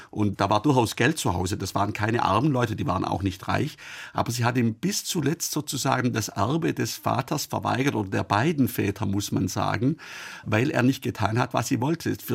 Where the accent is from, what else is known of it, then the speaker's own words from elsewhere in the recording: Baden-Württemberg, Germany; born there; Ich bin in Oberschwaben geboren. Das war auch bis 1806 Vorderösterreich.